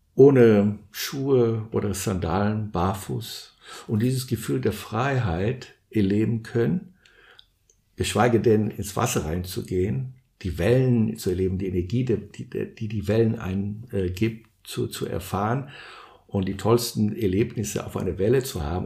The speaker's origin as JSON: {"language": "German", "region": "São Paulo", "country": "Brazil", "tie": "born or raised there", "also_born_or_lived": "Guarujá", "moved": "yes", "said": "Ich bin in Brasilien geboren und aufgewachsen. Und äh, wir wohnten in São Paulo."}